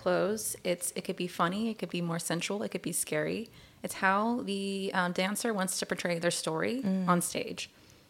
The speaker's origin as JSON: {"language": "English", "region": "Arizona", "country": "United States", "tie": "born or raised there", "moved": "as an adult", "lives_now": "Long Beach, United States", "said": "I'm from Long Beach, but I lived in Arizona most of my life."}